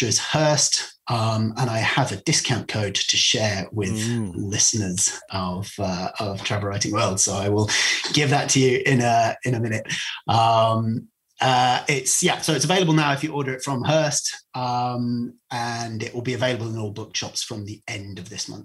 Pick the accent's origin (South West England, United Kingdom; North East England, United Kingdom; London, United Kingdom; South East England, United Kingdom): South West England, United Kingdom; Cornwall; I do strongly identify as Cornish, but I wouldn't be ethnically Cornish